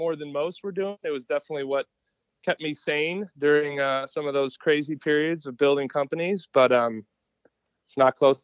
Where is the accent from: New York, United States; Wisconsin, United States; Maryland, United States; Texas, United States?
Wisconsin, United States; Wisconsin boy, through and through, born and raised